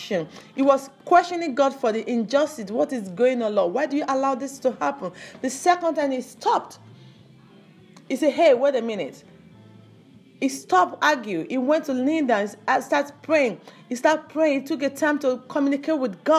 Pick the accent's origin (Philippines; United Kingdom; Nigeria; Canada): Nigeria; I belong to Yorubas, or I come to Africa, I'm Nigeria, I'm not from Cameroon, I'm not from Ghana